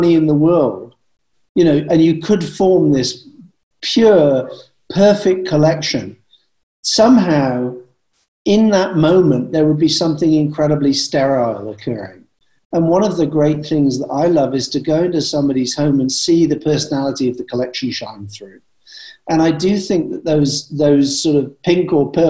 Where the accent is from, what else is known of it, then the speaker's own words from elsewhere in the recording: Bath, South West England, United Kingdom; I come from Bath